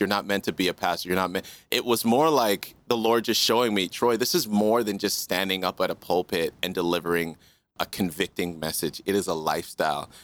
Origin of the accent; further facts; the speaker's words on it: Canada; also born or lived in Kingston, Jamaica / Regina, Saskatchewan; My official coming to Canada was, I think I was just around a year